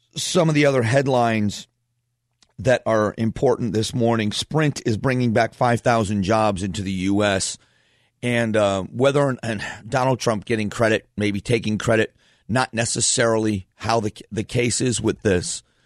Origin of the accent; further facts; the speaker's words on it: Fort Myers, Florida, United States; moved away as an adult; also born or lived in Northeast Ohio; now in Phoenix, United States; I was born in Northeast Ohio, grew up in Southwest Florida, so I call Florida home.